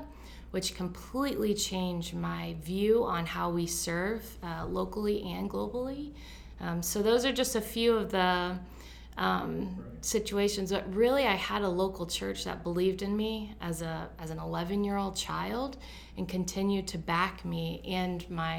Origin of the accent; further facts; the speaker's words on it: Florida, United States; So I was born in Florida. I am very much so a Florida girl.